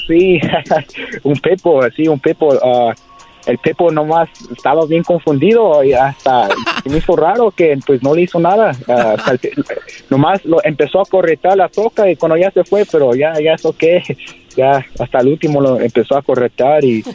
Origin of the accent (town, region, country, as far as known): Whittier, California, United States; born or raised there